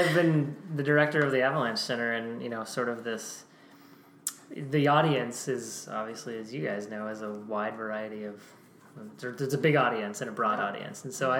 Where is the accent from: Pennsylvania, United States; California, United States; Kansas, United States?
Pennsylvania, United States; But, yeah, so we grew up in Pennsylvania